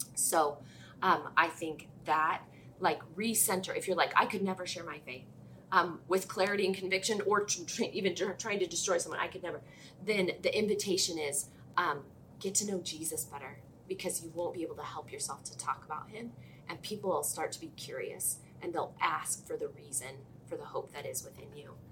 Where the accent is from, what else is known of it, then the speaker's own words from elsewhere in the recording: Oregon, United States; I'm from Oregon, Ergo, I grew up a Blazers fan